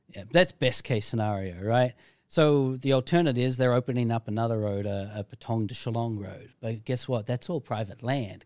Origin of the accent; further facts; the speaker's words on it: Australia; now in Phuket, Thailand; I'm from Australia